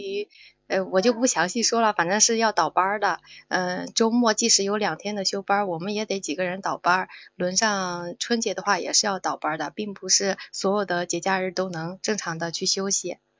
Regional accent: Sichuan, China; now in Shandong, China; 我是四川人，但是我现在生活在山东，我干的嗯。是汤姆老师的老本行

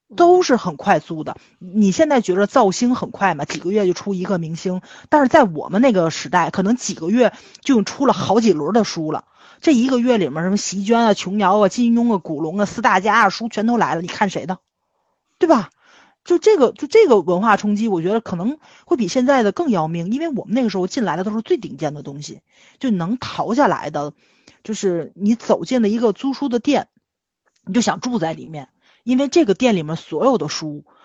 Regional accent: Tianjin, China; 我生在了天津，天津就是一个反内卷的城市，全中嗯。国最反内卷的就在我们天津了

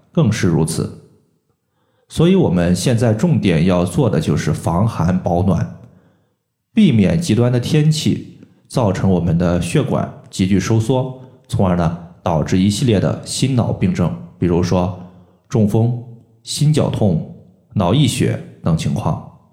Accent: China; 我们中国人

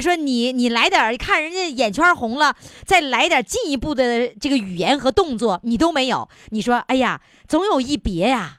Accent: Dongning, Heilongjiang, China; 我的家乡，黑龙江省东宁县

